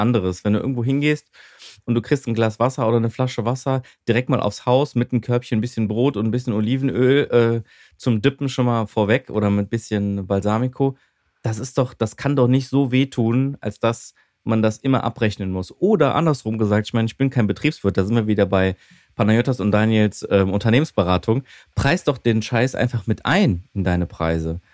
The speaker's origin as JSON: {"language": "German", "country": "Greece", "moved": "yes", "lives_now": "Germany", "said": "als Griechen"}